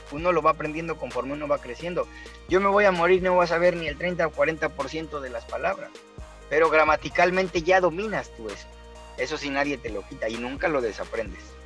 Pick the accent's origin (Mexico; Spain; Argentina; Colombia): Mexico; moved away; Yo soy mexicano